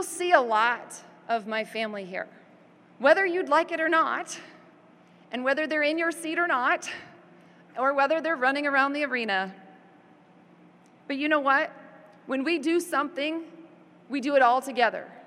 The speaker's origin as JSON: {"language": "English", "town": "Des Moines", "region": "Iowa", "country": "United States", "tie": "born or raised there", "moved": "as an adult", "lives_now": "Oklahoma, United States", "said": "I'm from Des Moines, and it was hard to leave Des Moines. I grew up there."}